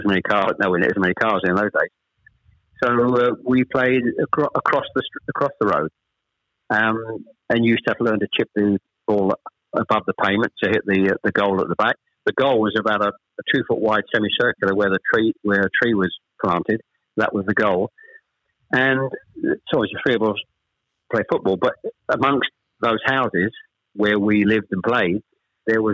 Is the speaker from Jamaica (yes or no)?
no; Chelmsford, East of England, United Kingdom; also born or lived in Ashton-under-Lyne / Manchester; We actually moved south from Manchester. I was born in Ashton-under-Lyne. We actually moved south to Chelmsford when I was probably, I was the eldest of three, when I was probably about 7